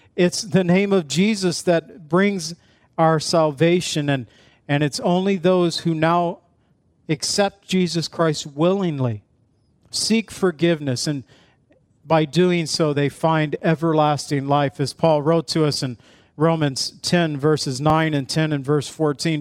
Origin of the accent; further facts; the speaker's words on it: Zion, Illinois, United States; I was from Zion where we used to have a seal over our city crest that the town that was in Illinois